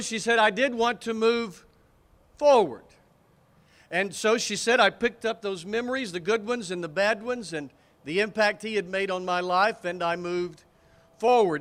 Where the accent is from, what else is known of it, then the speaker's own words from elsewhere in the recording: Anniston, Alabama, United States; I'm from Anniston, where the bus of the Freedom Riders was turned over